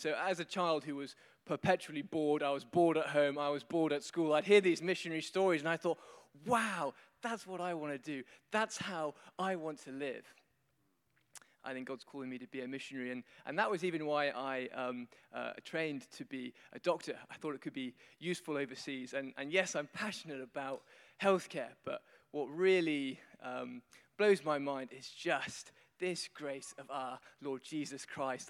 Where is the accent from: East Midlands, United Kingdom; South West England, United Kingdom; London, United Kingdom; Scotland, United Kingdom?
London, United Kingdom; accent: Queen's English; I'm from London, I speak the Queen's English